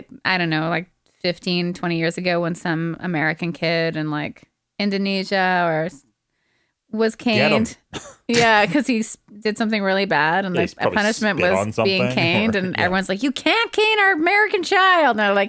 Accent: Quebec, Canada; We grew up in Quebec. And there was like this weird, like, we'll just adopt this horrible, horrible way of being, just like our parents. So French against English.

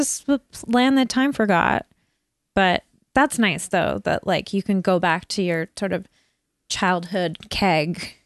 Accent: Burnaby, British Columbia, Canada; growing up in North Burnaby

